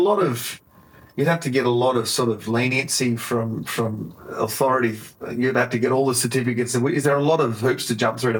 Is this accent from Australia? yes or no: yes; Tasmania, Australia; growing up in Tasmania